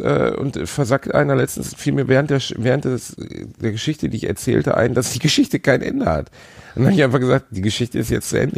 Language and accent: German; Gelsenkirchen, North Rhine-Westphalia, Germany; meiner Heimatstadt Gelsenkirchen